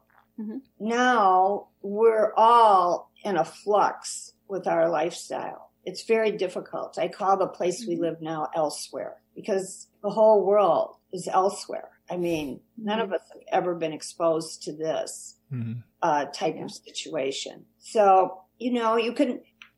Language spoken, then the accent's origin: English; Kankakee, Illinois, United States; growing up in Kankakee by the sea